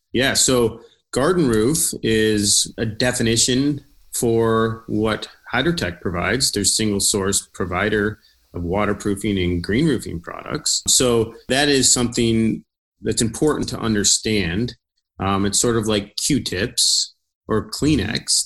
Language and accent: English; Traverse City, Michigan, United States; moved away as an adult; also born or lived in Chicago; I was born and raised here in Traverse City, and I recently came back